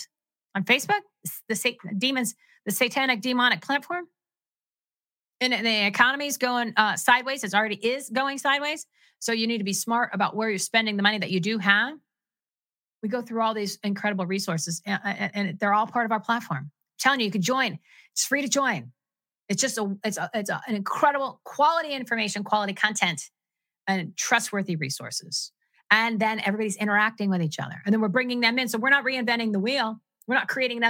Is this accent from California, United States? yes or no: no; New Jersey, United States; I'm from New Jersey